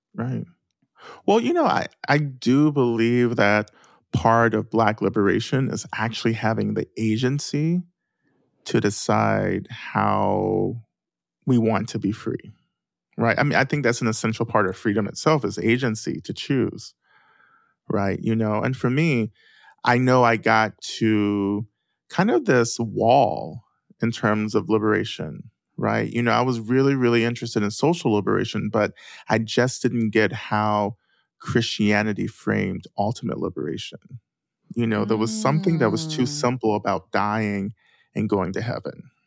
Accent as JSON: {"language": "English", "region": "North Georgia", "country": "United States", "tie": "born or raised there", "said": "I grew up in the South, right, in North Georgia"}